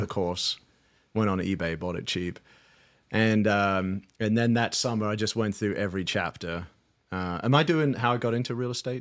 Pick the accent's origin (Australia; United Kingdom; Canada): United Kingdom; London; moved away as an adult; also born or lived in Saint Louis, Missouri; now in United States; I'm from London, England, moved out to the States in two thousand